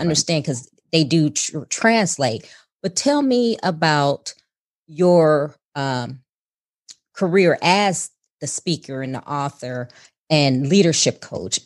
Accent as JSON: {"language": "English", "town": "Chicago", "region": "Illinois", "country": "United States", "moved": "yes", "said": "I'm originally from Chicago"}